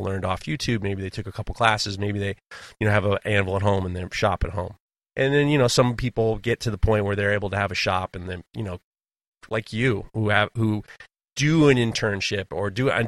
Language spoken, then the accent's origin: English; New York City, New York, United States; also born or lived in Hudson Valley, United States; growing up in New York City, but also in the Hudson Valley, hunting was such a big part of our lives.